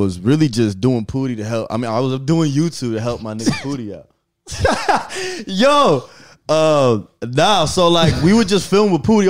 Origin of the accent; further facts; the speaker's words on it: Gwinnett County, Georgia, United States; also born or lived in Africa; I was raised in Gwinnett, bro. But I was born in Africa.